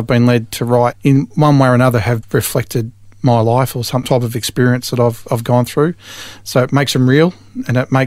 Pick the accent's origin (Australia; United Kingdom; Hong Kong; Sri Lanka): Australia; Mitcham, Victoria; now in Kinglake, Australia; I was actually born in Mitcham